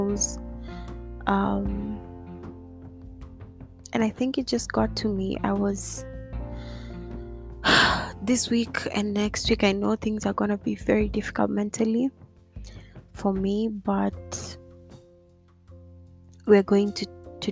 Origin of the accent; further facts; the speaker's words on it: Kenya; Kenya, my hometown.